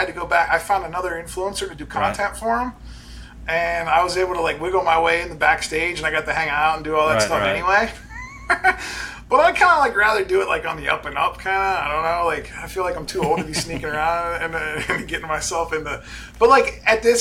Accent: Canton, Ohio, United States; now in Pennsylvania, United States; Like I live in Pennsylvania now, but like I'm from Ohio, Canton, Ohio

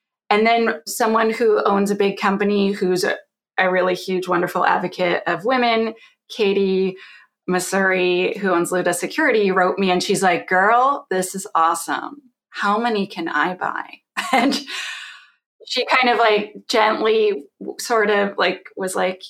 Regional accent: Canada; I'm Canadian

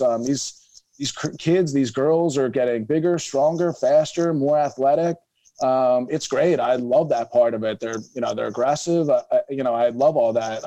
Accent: Philadelphia, Pennsylvania, United States; I growing up in Philadelphia, I played basketball, soccer

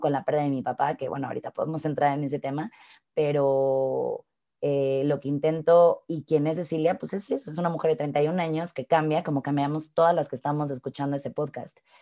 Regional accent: Mexico; soy mexicana

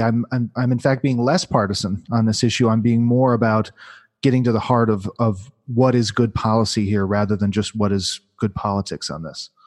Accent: Midwest, United States; I grew up in the Midwest

